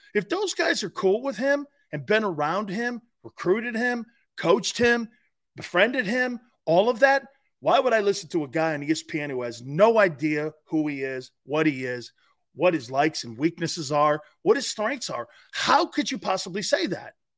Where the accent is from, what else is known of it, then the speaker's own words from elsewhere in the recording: Stamford, Connecticut, United States; moved away; in my hometown paper in Stanford, Connecticut.